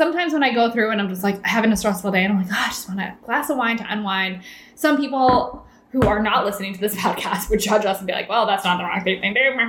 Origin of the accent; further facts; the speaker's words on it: Massachusetts, United States; Reagan's originally from New Jersey and I'm from Massachusetts